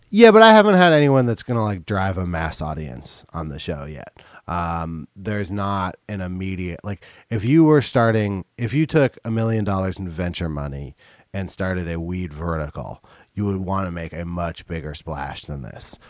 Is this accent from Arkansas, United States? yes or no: no; Berkeley, California, United States; I grew up in Berkeley.